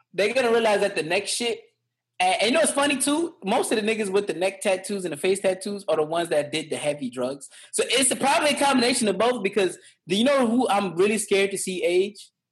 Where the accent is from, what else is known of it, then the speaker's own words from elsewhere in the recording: New York City, New York, United States; growing up in the Bronx, we went to high school in uh, in in the up, uptown Bronx